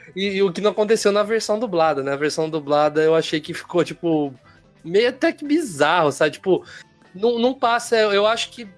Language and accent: Portuguese; Americana, São Paulo, Brazil; aqui na minha região, região de Campinas aqui, sou de Americana